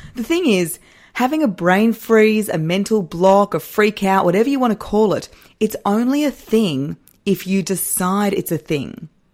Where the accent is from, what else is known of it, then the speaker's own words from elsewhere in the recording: Australia; I am Australian.